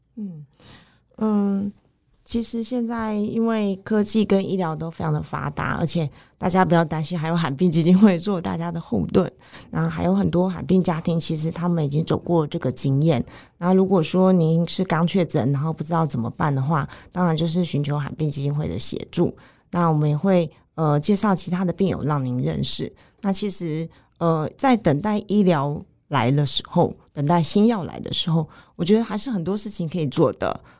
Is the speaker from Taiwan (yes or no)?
yes; Taiwan; 我们台湾人